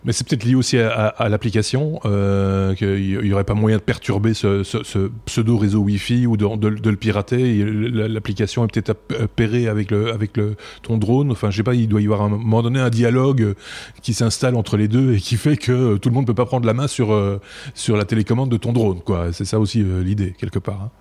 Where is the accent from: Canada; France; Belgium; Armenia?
Belgium; chez nous en Belgique